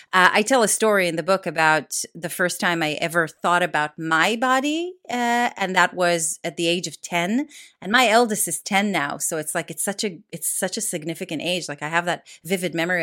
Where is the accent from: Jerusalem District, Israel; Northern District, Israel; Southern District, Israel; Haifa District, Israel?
Jerusalem District, Israel; Jerusalem; moved away as an adult; also born or lived in Tel Aviv; now in United Kingdom; I grew up in Jerusalem